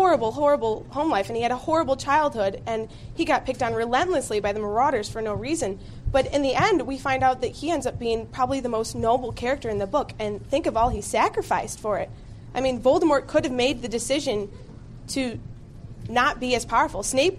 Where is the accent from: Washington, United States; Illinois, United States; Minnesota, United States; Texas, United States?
Illinois, United States; Evanston; Oh, I'm from Evanston, Illinois.